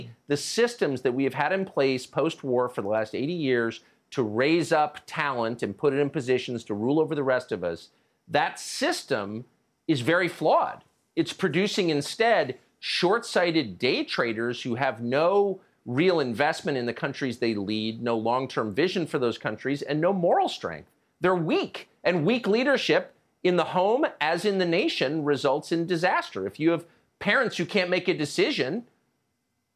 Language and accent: English; United States; I'm an American. I've lived here all my life.